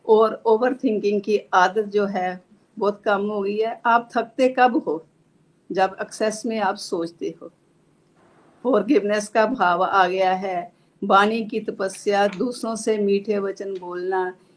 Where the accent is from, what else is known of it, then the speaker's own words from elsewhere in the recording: Pathankot, Punjab, India; now in Chandigarh, India; चंडीगढ़ से हूँ बेसिकली मैं जो है पठानकोट से हूँ